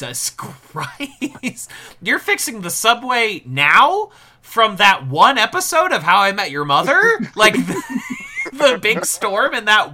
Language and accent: English; Midwest, United States; as a Midwesterner, you develop a dangerous apathy to tornadoes.